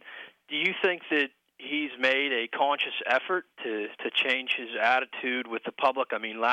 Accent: Western Pennsylvania, United States; Western Pennsylvania.

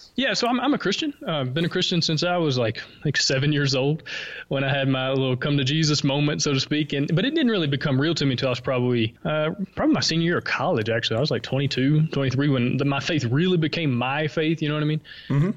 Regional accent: Alabama, United States; accent: Southern; moved away as an adult; now in Honduras; I'm from Alabama. Uh, as you can maybe tell, I have a slight Southern accent.

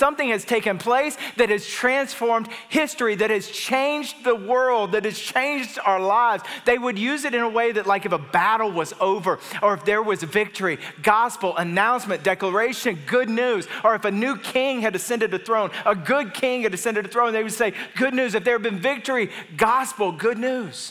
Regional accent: Atlanta, Georgia, United States; now in Nashville, United States; we live in Nashville, but we're from Atlanta

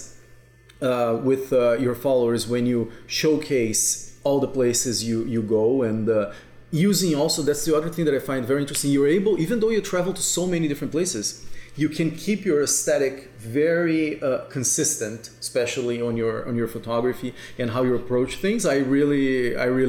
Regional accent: South Region, Brazil; moved away as an adult; now in Toronto, Canada; I'm from Brazil, and then whenever I go to my hometown

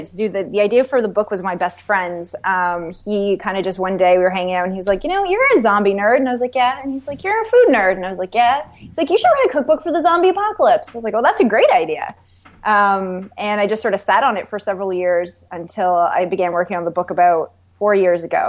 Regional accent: Canada; now in New York City, United States; I'm Canadian

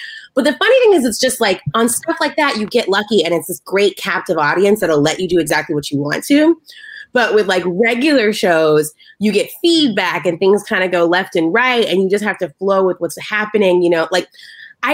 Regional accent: the South, United States; I'm from the South

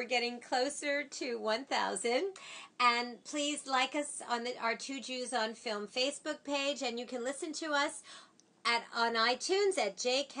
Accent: New York, United States; Hey, we're from New York.

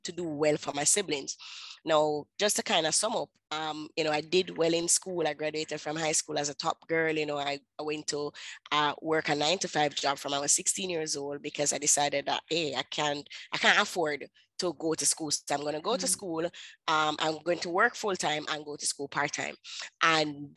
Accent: Kingston, Jamaica; I'm from Kingston, Jamaica

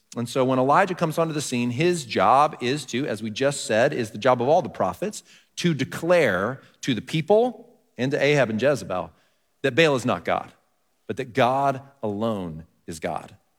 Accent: Texas, United States; I grew up in Texas

